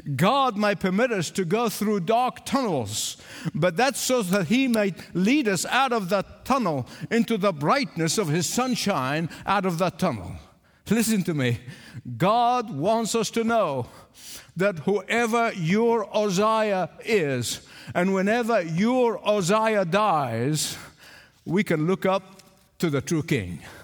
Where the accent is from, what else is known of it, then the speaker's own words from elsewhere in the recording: England, United Kingdom; accent: English; I pronounce Isaiah the English way, not the American way